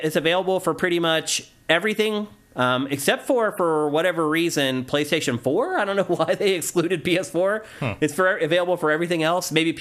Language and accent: English; Carlisle, Pennsylvania, United States; moved away; my hometown of Carlisle, PA